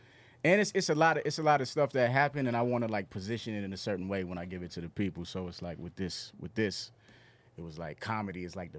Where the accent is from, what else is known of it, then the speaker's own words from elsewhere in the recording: South Carolina, United States; moved away; growing up in South Carolina with my parents.